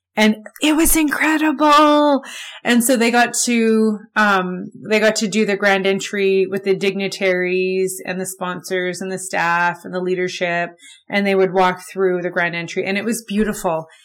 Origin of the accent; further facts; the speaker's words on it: Winnipeg, Manitoba, Canada; I grew up in Winnipeg, I was born here, I lived here my whole life